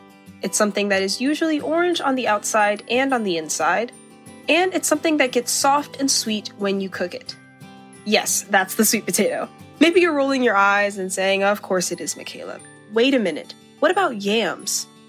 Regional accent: the South, United States; I'm African American and I'm also from the South, where honestly something like a sweet potato pie might even be more popular than a pumpkin pie around Thanksgiving.

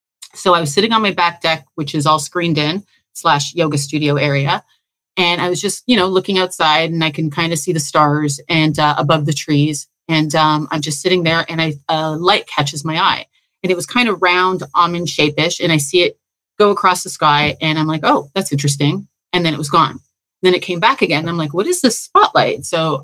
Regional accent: Toronto, Ontario, Canada; now in Belize; I came from Toronto I won't get into all the realizations and the awakenings I had there

